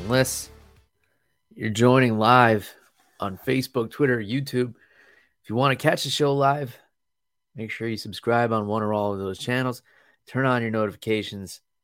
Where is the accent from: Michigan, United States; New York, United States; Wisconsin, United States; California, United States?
New York, United States; moved away as an adult; now in Florida, United States; I was born and raised in New York State